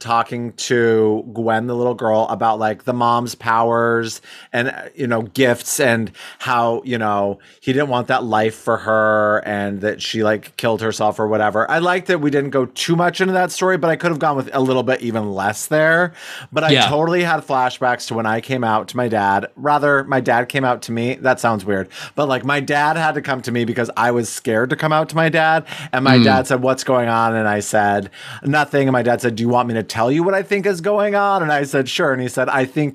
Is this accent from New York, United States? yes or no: no; Wyoming, United States; we're from Wyoming